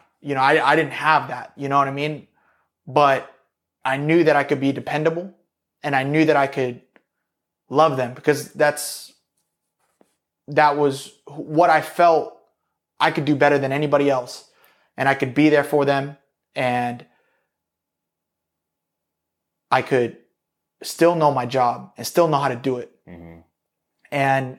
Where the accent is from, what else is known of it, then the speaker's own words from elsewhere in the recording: East Coast, United States; I'm from the East Coast, so I'm going back to the East Coast.